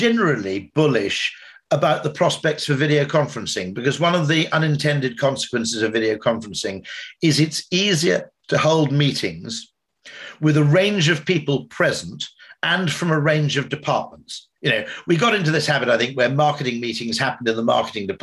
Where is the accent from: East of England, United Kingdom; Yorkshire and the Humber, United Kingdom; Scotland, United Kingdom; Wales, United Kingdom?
Wales, United Kingdom; grew up in Wales and I'm part Welsh